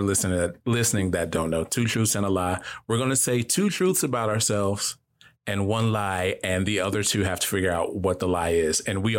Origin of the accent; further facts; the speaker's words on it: Newark, New Jersey, United States; I was born in Newark, New Jersey.